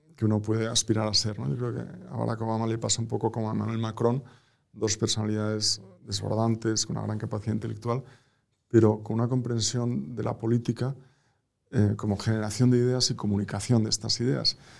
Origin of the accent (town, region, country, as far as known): Spain; also born or lived in Boston